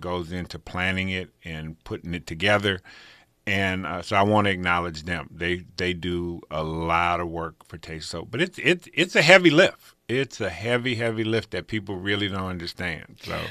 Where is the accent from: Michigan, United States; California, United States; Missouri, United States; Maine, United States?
California, United States; Pasadena; also born or lived in Rancho Cucamonga; people I grew up with in Pasadena